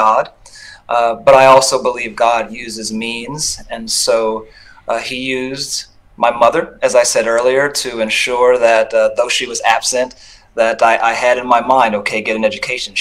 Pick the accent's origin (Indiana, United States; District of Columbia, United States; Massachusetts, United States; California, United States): California, United States; Los Angeles; I was born in Los Angeles during the crack epidemic